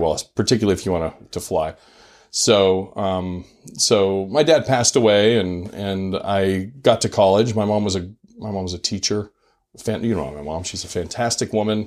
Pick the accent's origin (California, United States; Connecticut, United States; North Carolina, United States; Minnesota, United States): California, United States; Silicon Valley; moved away as an adult; also born or lived in Utah / Maryland; I grew up in Silicon Valley where everyone was kind of a tech nerd.